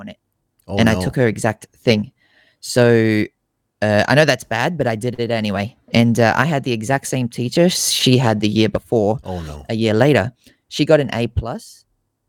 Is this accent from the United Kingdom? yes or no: no; Australia; I'm based over here in Australia, born and raised in Australia